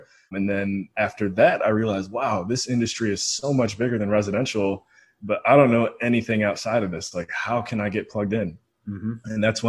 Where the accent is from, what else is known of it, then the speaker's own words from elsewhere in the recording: Cleveland, Ohio, United States; moved away as an adult; also born or lived in Western Pennsylvania / Belize; Born and raised in the Cleveland, Ohio area. Went to college or university in Western PA at Westminster University